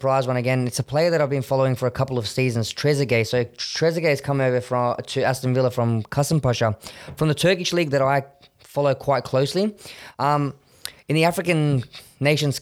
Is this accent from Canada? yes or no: no; Australia; I think it's exciting being Australian